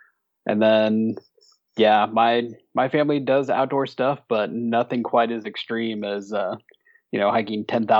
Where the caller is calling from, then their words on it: Knoxville, Tennessee, United States; also born or lived in Los Angeles; So right now I'm in Knoxville, Tennessee, hanging out in between the thru hiking season, as it were.